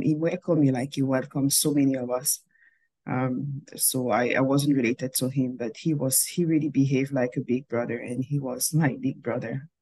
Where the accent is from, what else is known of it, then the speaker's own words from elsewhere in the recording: Cameroon; moved away as an adult; also born or lived in Montreal, Canada / Calgary, Canada; now in Manitoba, Canada; I was born and raised in Cameroon.